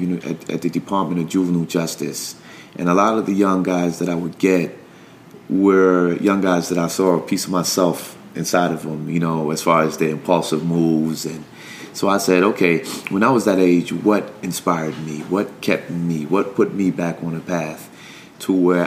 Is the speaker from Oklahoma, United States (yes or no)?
no; New York, United States; Growing up in New York